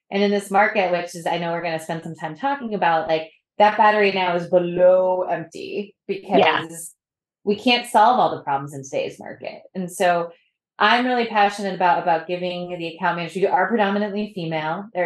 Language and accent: English; New England, United States; So I'm from New England